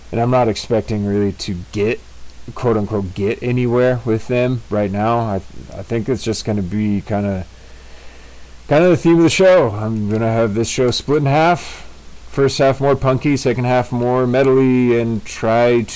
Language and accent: English; California, United States